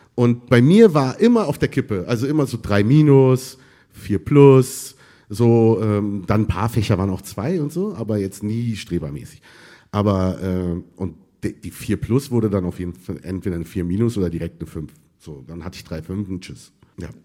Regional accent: Berlin, Germany; born or raised there; also born or lived in Tunisia / Egypt

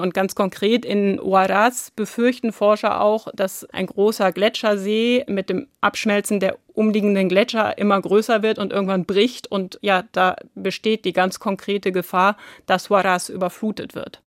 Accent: Hamburg, Germany; Ich komme aus Hamburg

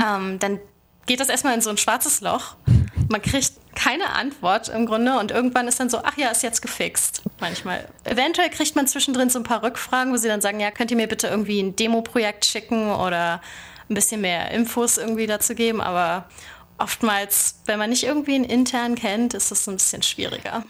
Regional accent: Bad Oldesloe, Schleswig-Holstein, Germany; moved away as an adult; also born or lived in Lübeck / Berlin; now in Silicon Valley, United States; Also ich komme eigentlich ursprünglich aus Bad Oldesloe und äh, das liegt so zwischen Hamburg und Lübeck und hat 20.000 Einwohner. Dort bin ich groß geworden

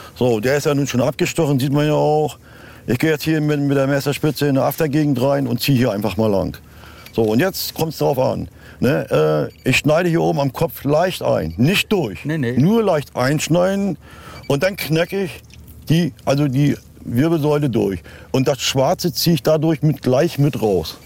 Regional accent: Rostock, Mecklenburg-Vorpommern, Germany; bei uns in Rostock

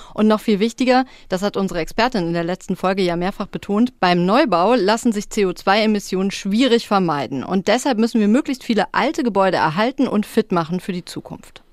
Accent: Ruhr area, North Rhine-Westphalia, Germany; moved away; in den Ruhrpott gefahren, in meine alte Heimat

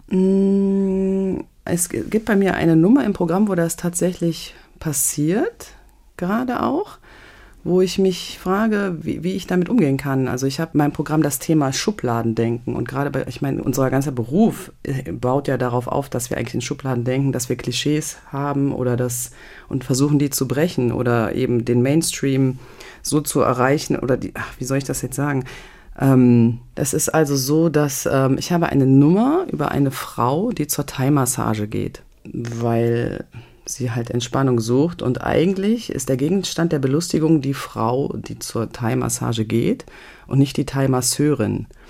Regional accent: a village in the Eifel, North Rhine-Westphalia, Germany; also born or lived in Euskirchen; Das ist meine Geburtsstadt. Also, und dann bin ich aufgewachsen in so einem Eifeldörfchen, ja, in Nöten

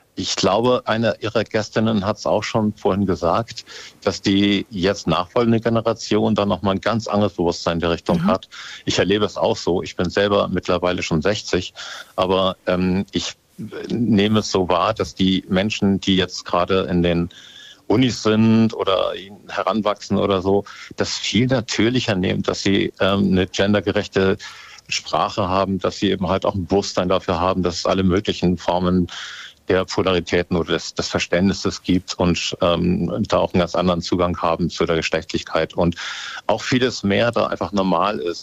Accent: Hamburg, Germany; ich bin eigentlich Hamburger

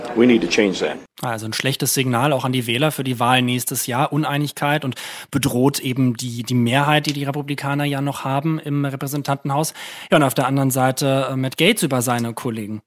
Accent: Germany; als Deutsche oder auch als Europäer

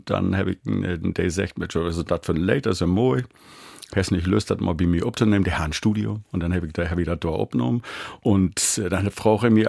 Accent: Lower Saxony, Germany; bin Kind ut Ostefeen. Man sagt bei uns in Ostfriesland, hey, kommt von Feen.

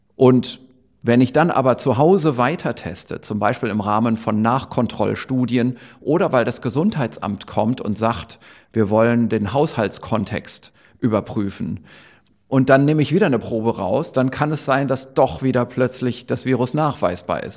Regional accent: Germany; hier bei uns in Deutschland

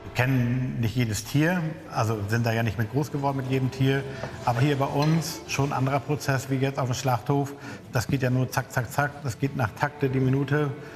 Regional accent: Scheeßel, Lower Saxony, Germany; ich komme aus Schesel, davon Ortsteil Sote

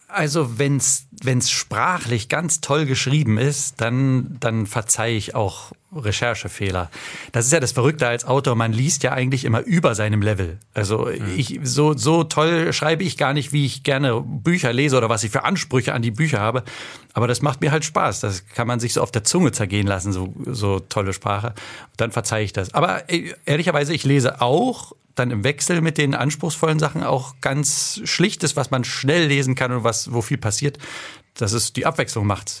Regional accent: Berlin, Germany; now in Landshut, Germany; aber ich bin ja eigentlich Berliner

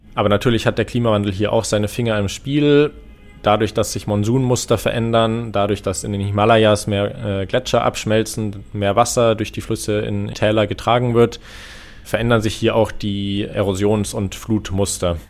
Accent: Germany; bei uns in Deutschland

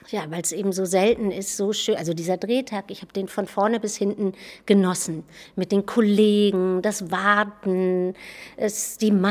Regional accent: Bargteheide, Schleswig-Holstein, Germany; Ja, oder bei Hamburg, ne? in Bagdaheide.

